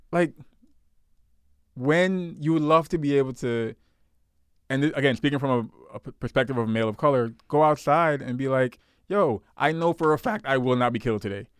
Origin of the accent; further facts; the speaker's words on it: New York City, New York, United States; I grew up in Canarsie, Brooklyn.